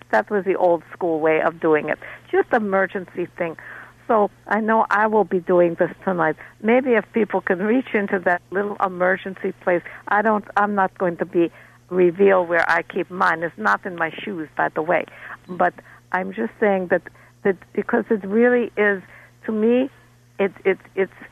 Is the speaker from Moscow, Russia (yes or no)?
yes; Moscow, Russia; Now, when I was growing up, my grandmother used to, I grew up in Moscow